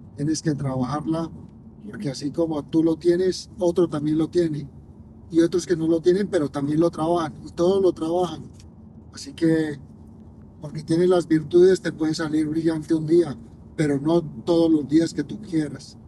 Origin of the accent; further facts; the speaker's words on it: Colombia; mi tierra